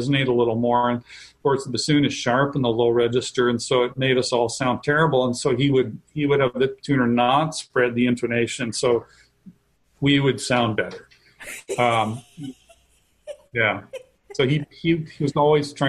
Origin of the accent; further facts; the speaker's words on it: Chicago, Illinois, United States; also born or lived in Savannah; I'm from the Chicago area